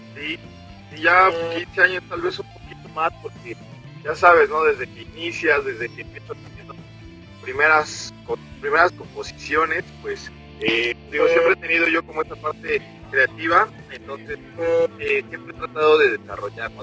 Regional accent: Mexico; Somos, estamos en México, somos eh, músicos mexicanos, somos en español.

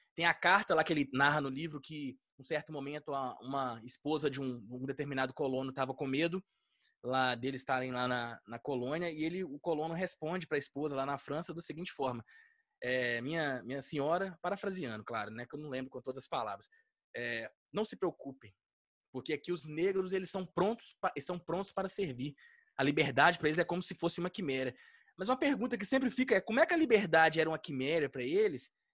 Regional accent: Minas Gerais, Brazil; eu sou mineiro

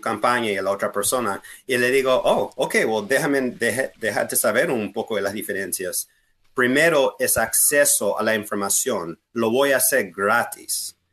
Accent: Fairfax County, Virginia, United States; also born or lived in Harrisonburg, Virginia / Harrisburg, Pennsylvania; Yo soy nacido aquí en Fairfax County, ah, fui a todas las escuelas públicas de Fairfax County

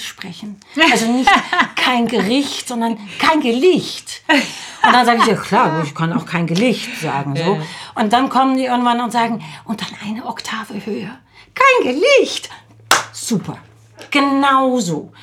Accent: Netherlands; moved away; also born or lived in Salzburg; ich bin 1961 in den Niederlanden geboren, ich bin Europäerin

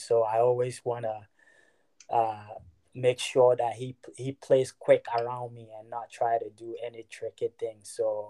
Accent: Ghana; To be honest, at such a young age, fell in love with the game growing up in Ghana.

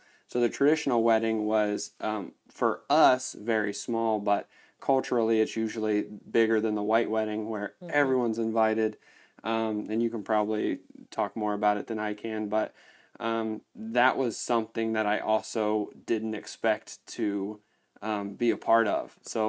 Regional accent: Indiana, United States; As many of you know, my wife is from Congo, and I am not. I am from Indiana.

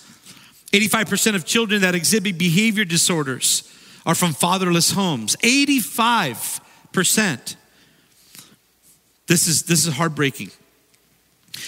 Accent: Redondo Beach, California, United States; When I was growing up in Redondo Beach

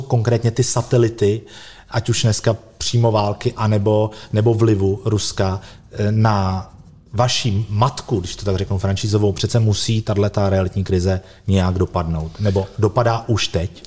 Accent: Prague, Czechia; my jako Pražáci

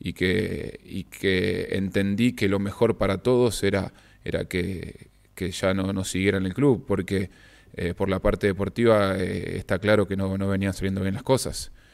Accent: Ecuador; now in Chile; como ecuatoriano

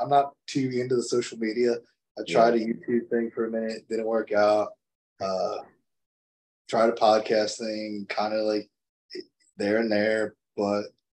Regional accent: Toms River, New Jersey, United States; Because Tom's River in my hometown is like literally an hour and a half away.

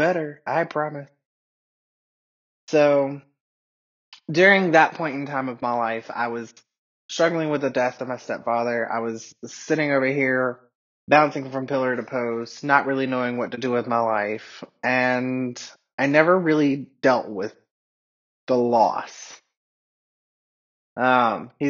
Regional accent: Atlanta, Georgia, United States; first language English; now in Asheville, United States; I grew up in Atlanta

